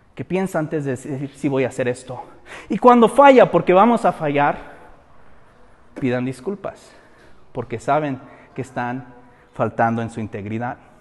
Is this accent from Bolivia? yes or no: no; Mexico; nosotros como mexicanos